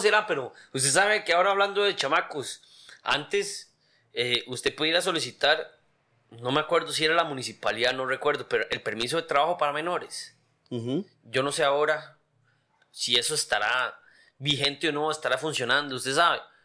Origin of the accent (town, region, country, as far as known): Costa Rica